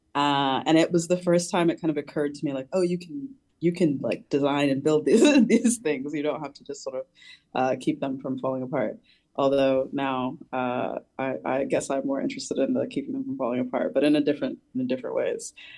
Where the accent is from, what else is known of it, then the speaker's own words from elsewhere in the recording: New Jersey, United States; I'm from New Jersey, so it was the city. It is the sort of uh, kind of platonic ideal of a city for me growing up in that region